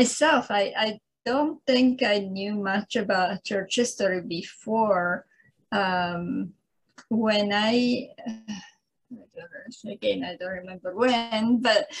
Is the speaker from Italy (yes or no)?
yes; Italy; English is a second language; moved away as an adult; now in San Diego, United States; I was born in Italy. I lived there for, I left Italy in, I think it was 1976